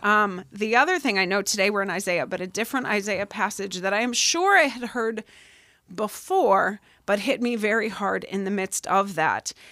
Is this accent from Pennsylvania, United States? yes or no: yes; Pennsylvania, United States; moved away as an adult; I came out here from Pennsylvania for college